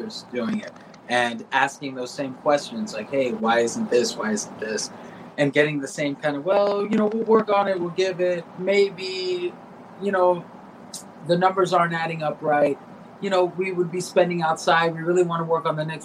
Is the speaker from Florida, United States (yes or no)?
yes; South Florida, United States; I grew up in South Florida